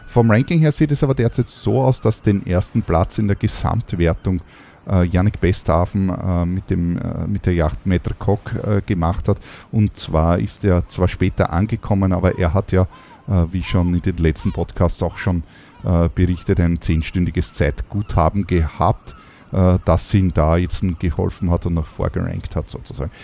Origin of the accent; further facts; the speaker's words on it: Austria; bei uns in Österreich